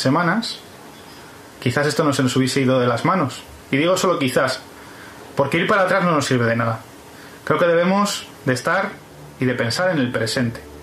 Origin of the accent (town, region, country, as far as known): Spain